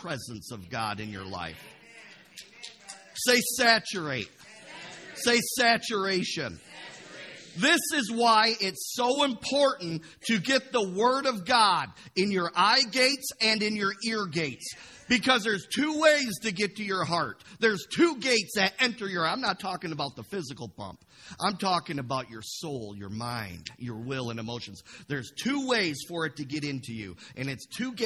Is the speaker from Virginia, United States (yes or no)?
no; Imlay City, Michigan, United States; I grew up in Imlay City on a carrot farm for the first 18 years of my life